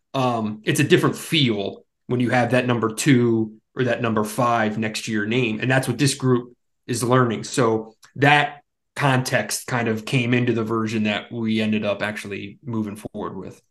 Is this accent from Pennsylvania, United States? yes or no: yes; Philadelphia, Pennsylvania, United States; I grew up in the Northeast, right? Grew up in Philadelphia, Villanova, right down the street